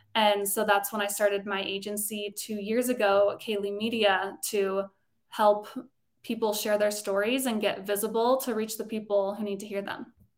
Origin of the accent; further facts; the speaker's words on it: Colorado, United States; moved away; also born or lived in Los Angeles; I grew up in Colorado